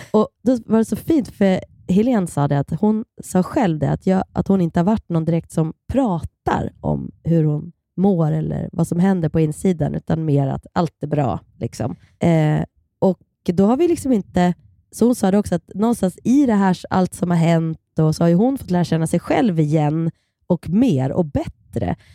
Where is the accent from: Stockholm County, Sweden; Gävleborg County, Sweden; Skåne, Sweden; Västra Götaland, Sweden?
Gävleborg County, Sweden; Kilafors; Vi är uppvuxen på samma eh, lilla eh, ort, Kilafors i Hälsingland